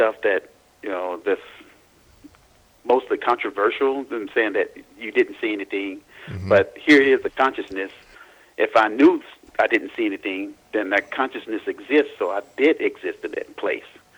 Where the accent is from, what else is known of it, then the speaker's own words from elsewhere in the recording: Louisiana, United States; when I was born in Louisiana